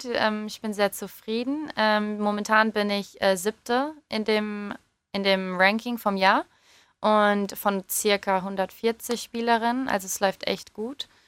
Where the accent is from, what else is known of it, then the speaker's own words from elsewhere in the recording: England, United Kingdom; now in Germany; ich komme ja auch eigentlich aus England. Also ähm, hatte ich natürlich auch die Wahl, halt für England zu spielen oder für Deutschland zu spielen.